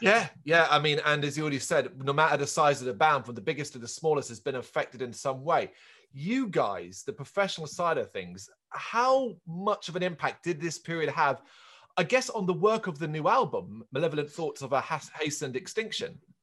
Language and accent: English; Ireland; I'm Irish